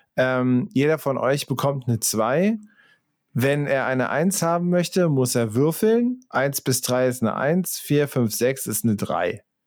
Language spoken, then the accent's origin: German; Central Germany, Germany; ich bin irgendwie in der Mitte von Deutschland aufgewachsen